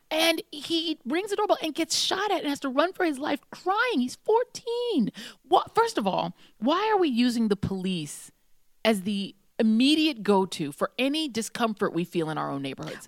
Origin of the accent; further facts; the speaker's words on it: Brooklyn, New York, United States; I was born in Brooklyn.